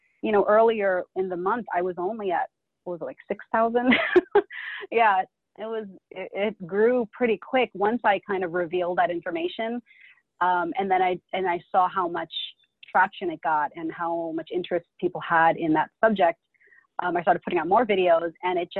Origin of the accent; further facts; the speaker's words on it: United States; I was born and raised in America, but I'm Filipino. My parents are from the Philippines